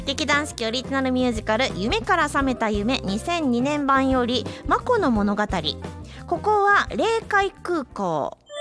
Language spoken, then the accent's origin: Japanese; Nara, Japan; 奈良県生まれ、奈良県育ち